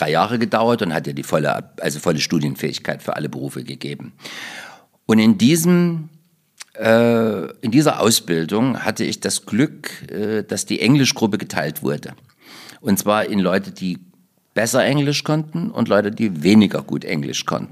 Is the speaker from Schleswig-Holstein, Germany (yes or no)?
no; Gräfenthal, Thuringia, Germany; now in Leipzig, Germany; Ich komme aus Thüringen. Ja. Und in meiner thüringischen Heimat